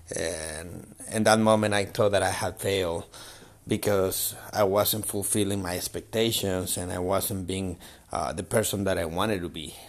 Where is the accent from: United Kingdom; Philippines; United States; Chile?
Chile; I'm from Chile